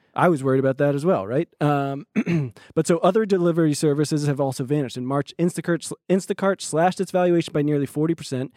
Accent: Los Angeles, California, United States; And I said, "L A."

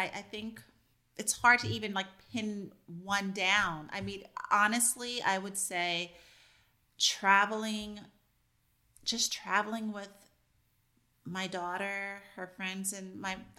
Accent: Pittsburgh, Pennsylvania, United States; I'm a mom from Pittsburgh

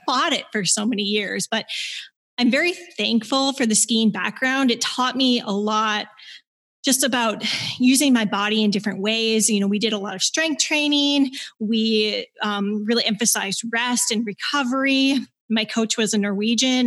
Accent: Minnesota, United States; moved away as an adult; also born or lived in Michigan / Bozeman, Montana; Growing up in Minnesota

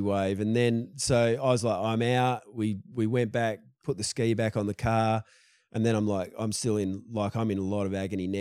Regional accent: Perth, Western Australia, Australia; I grew up, like, in the suburbs of Perth.

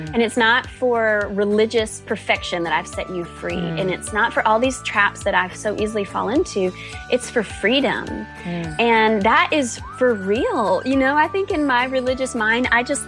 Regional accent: North Carolina, United States; I grew up in a sweet small town in North Carolina

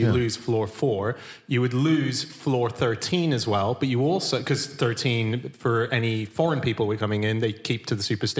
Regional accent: Hong Kong; moved away; See, I grew up in Hong Kong

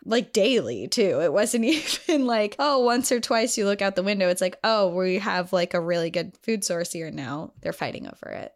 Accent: New Hampshire, United States; our home state of New Hampshire

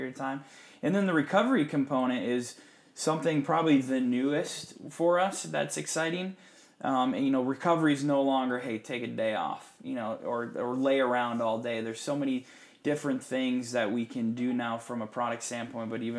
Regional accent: Upper Michigan, United States; moved away; I grew up in Upper Michigan

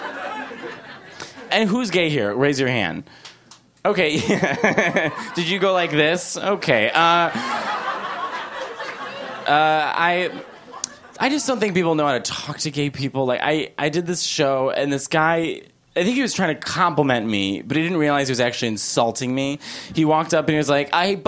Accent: Chicago, Illinois, United States; I'm from Chicago

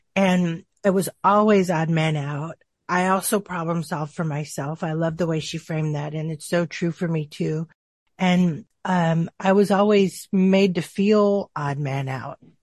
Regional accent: Tucson, Arizona, United States; I grew up in a, in Tucson, Arizona

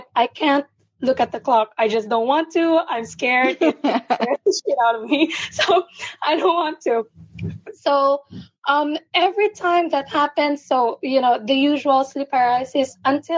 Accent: Philippines; I'm from the Philippines. it's nine in the morning here

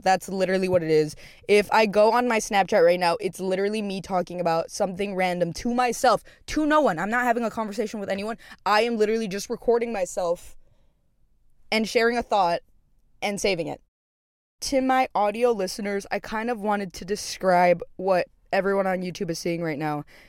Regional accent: Texas, United States; now in Los Angeles, United States; It's, like, a normal Texas hometown, like, suburban

